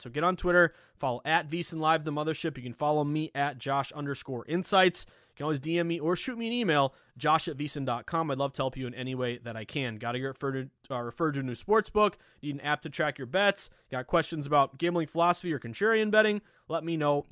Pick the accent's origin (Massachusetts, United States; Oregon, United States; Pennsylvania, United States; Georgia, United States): Massachusetts, United States; the Berkshires, Western; I'm from the Berkshires in Western Mass